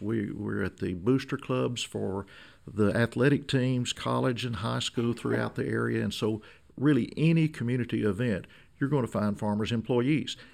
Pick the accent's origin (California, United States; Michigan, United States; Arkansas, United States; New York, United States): Arkansas, United States; Emerson; I was born and raised south of Magnolia near Emerson, a small community in southern Columbia County